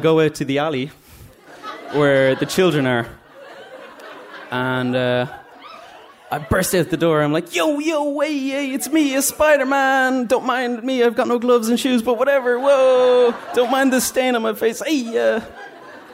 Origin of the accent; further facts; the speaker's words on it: Dublin, Leinster, Ireland; I'm from Drumcondra